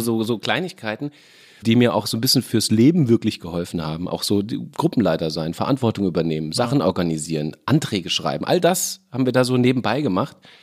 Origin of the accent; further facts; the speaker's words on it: Lorsch, Hesse, Germany; moved away; also born or lived in Fürth / Kassel / Mainz; ich bin in Fürth geboren, war da aber nur drei Monate meines Lebens, bin dann äh, aus familiären Gründen nach Kassel umgezogen worden, um dann mit acht nach Lorsch ja. umgezogen zu werden.